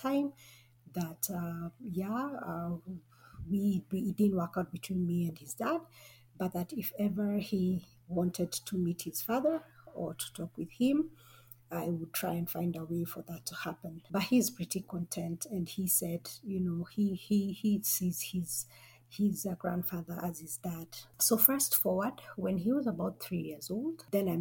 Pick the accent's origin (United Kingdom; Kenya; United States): Kenya; Nairobi; I'm from Nairobi, Kenya.